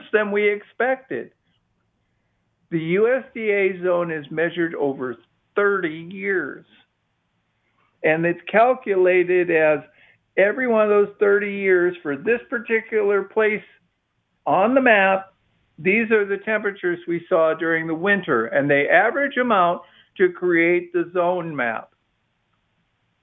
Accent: Midwest, United States; now in Austin, United States; I grew up in the Midwest

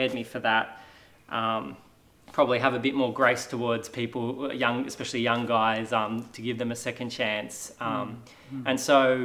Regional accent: Australia; I grew up here in Australia

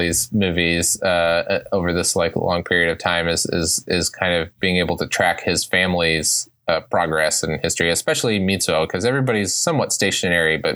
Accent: United States; farther than I am used to as an American

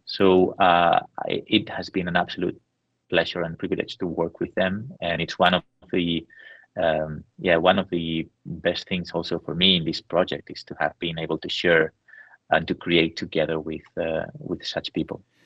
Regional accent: San Sebastián, Basque Country, Spain; I was in in my hometown in San Sebastian

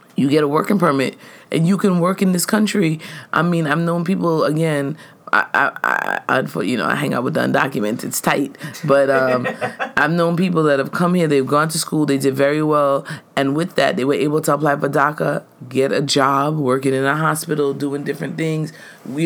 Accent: New York City, New York, United States; I'm born in America. I've never known this concept of living in Trinidad or growing up in Trinidad

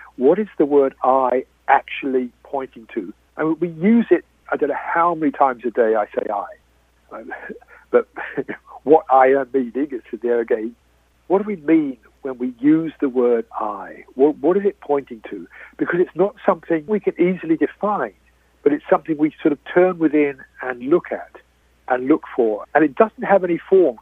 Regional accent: United Kingdom; I am British

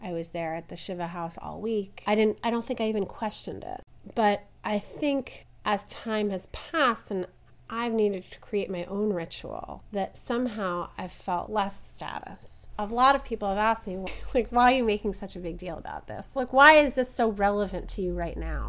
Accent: Philadelphia, Pennsylvania, United States; I'm from Philadelphia

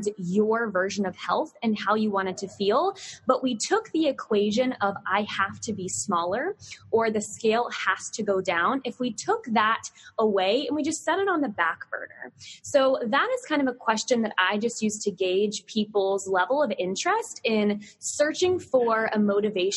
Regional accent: Southern Virginia, United States; growing up in the South, not as South as you, but Southern Virginia

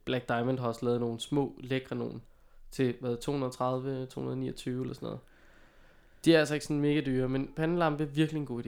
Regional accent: Viby, Denmark; moved away; jeg var i min gamle hjemby

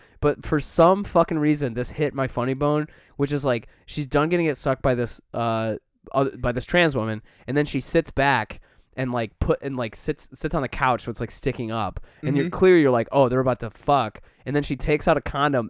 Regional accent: Scotland, United Kingdom; I'm Scottish.

